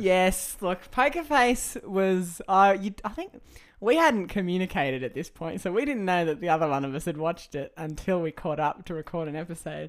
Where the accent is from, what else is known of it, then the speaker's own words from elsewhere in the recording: Australia; I am Aussie